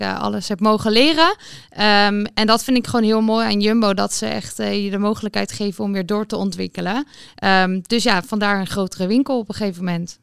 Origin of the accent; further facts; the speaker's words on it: Utrecht, Netherlands; Ik kom zelf uit Utrecht